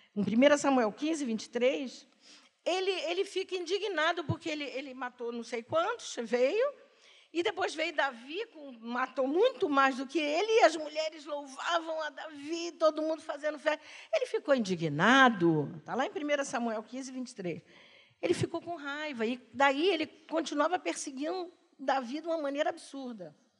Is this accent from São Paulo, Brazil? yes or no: no; Duque de Caxias, Rio de Janeiro, Brazil; eu morava em Caxias. Nasci lá